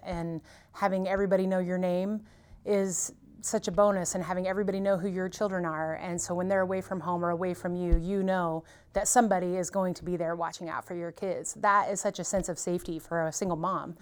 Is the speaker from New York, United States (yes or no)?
no; Mountain Grove, Missouri, United States; moved away; I grew up here and left